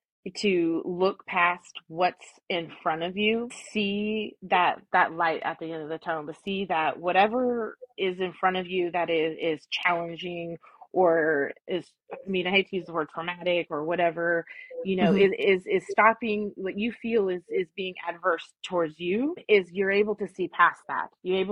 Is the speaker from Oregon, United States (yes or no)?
yes; Oregon, United States; now in Georgia, United States; So I'm originally from the Pacific Northwest, the Oregon area. But right now, Georgia is where my roots are.